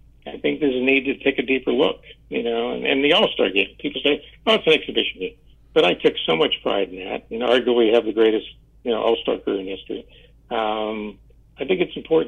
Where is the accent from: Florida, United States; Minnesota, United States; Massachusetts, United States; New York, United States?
Florida, United States; Tampa; I was an only child growing up in Tampa, Florida